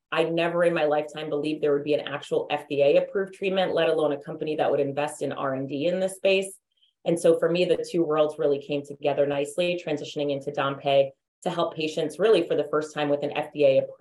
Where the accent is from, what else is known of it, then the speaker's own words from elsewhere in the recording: Massachusetts, United States; So I grew up outside of Boston, Massachusetts. I know I don't have as thick of an accent um, as one would expect, but I think pharmacy school took that out of me.